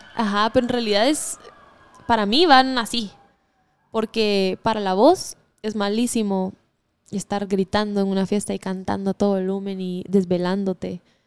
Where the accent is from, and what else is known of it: Guatemala; born or raised there